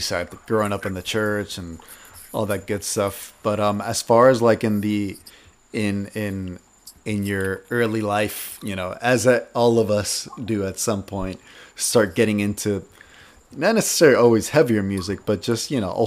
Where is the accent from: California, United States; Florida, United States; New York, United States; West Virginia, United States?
Florida, United States; Miami; our Miami, you know, upbringing